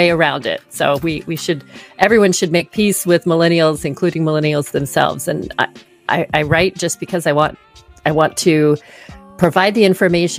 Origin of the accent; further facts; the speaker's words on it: the South, United States; moved away as an adult; also born or lived in East Coast / West Coast; I grew up in the South